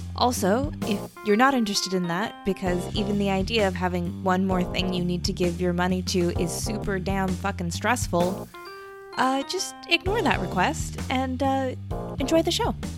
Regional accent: United States; moved away as an adult; also born or lived in Tucson, Arizona; now in Sydney, Australia; we're both American and both of our families are are in the states

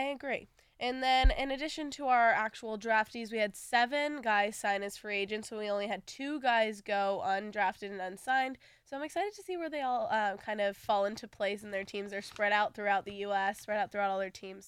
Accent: Long Beach, California, United States; moved away; I'm from Southern California, Long Beach

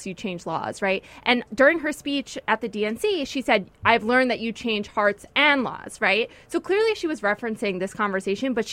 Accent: New York City, New York, United States; also born or lived in Brooklyn; I was born in the Bronx

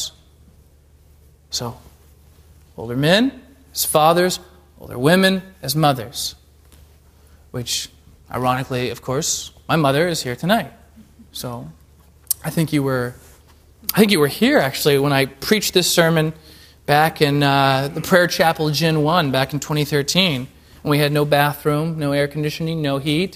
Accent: Alaska, United States; moved away; I'm from Alaska

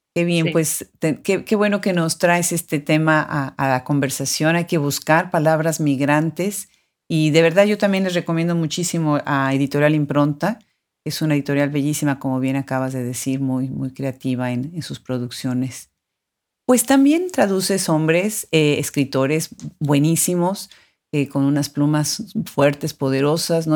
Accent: Mexico; mexicana, como hispanoparlante, aunque también de nacionalidad americana

